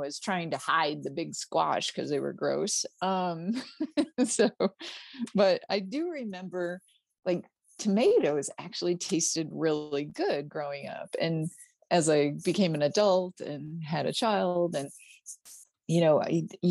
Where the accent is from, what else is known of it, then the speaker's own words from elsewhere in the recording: Pennsylvania, United States; moved away as an adult; also born or lived in Alabama; now in Kentucky, United States; when we were growing up in Pennsylvania in the country